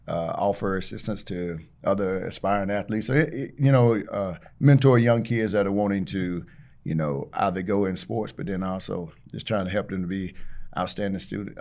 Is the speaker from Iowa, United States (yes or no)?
no; Taylors, South Carolina, United States; But yeah, I grew up in the Taylor's area. Went to Riverside High School.